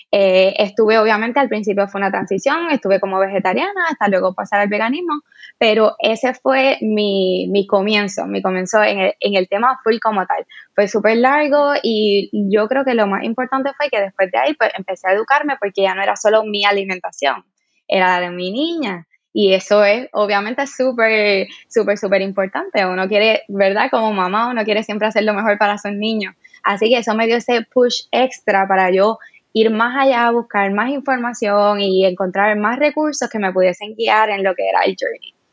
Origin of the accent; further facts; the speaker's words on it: Cabo Rojo, Puerto Rico; bueno, yo soy de Cabo Rojo eh, y en ese momento las redes sociales tampoco eran como son ahora